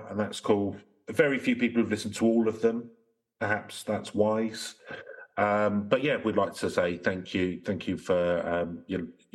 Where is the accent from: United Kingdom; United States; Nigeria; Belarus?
United Kingdom; London; I grew up in South London